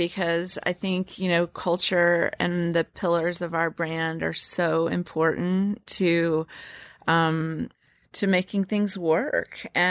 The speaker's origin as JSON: {"language": "English", "region": "Louisiana", "country": "United States", "said": "In fact, we say that we're Southerners in the city, and I am from Louisiana, and she quickly learned the way that in which I think about things is truly reminiscent of how I was brought up"}